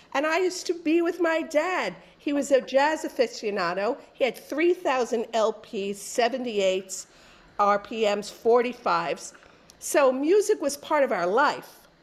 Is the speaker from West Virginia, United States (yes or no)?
no; New York City, New York, United States; also born or lived in Bronx; I was born in the Bronx, raised in the better borough of Queens